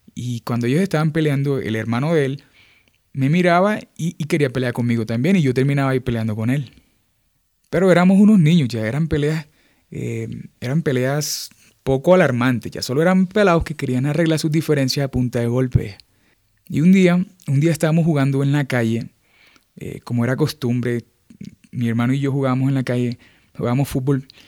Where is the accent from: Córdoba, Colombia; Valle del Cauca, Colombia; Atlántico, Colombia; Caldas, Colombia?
Córdoba, Colombia; Montería; moved away; soy de Montería, eh, Montería es una ciudad al norte de Colombia, eh, está en la región caribe colombiana. Crecí allá, estudié allá, me formé allá